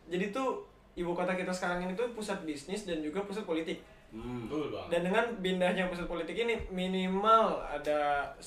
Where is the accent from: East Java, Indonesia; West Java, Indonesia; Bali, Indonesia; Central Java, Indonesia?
West Java, Indonesia; Tambun; Karena kalau berhubung gue gede di daerah ini, gue gede di Tambun